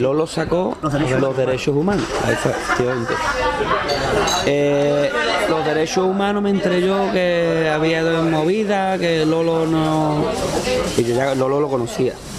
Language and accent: Spanish; Cádiz, Andalusia, Spain; me gusta ver cosas de mi tierra en otro sitio